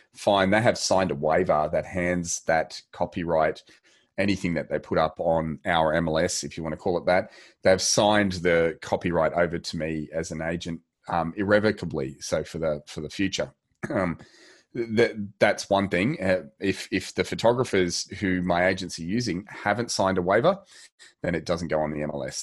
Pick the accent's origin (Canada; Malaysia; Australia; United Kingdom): Australia; we are Australian